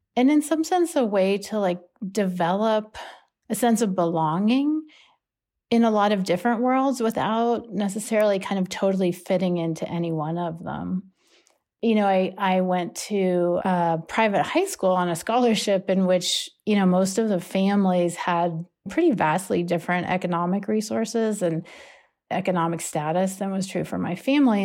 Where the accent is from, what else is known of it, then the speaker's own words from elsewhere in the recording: Pittsburgh, Pennsylvania, United States; I grew up in Pittsburgh with my mom